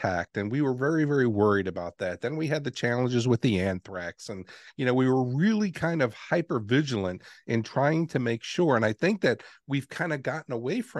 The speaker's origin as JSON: {"language": "English", "town": "New York City", "region": "New York", "country": "United States", "tie": "born or raised there", "moved": "yes", "said": "I grew up in New York City, and I got to see the Twin Towers every day when I left my home"}